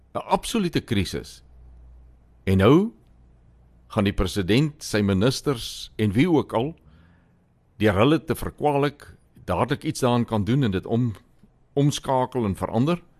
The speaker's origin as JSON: {"language": "Afrikaans", "region": "Limpopo", "country": "South Africa", "said": "Daar waar ek vandaan kom in die Limpopo provinsie"}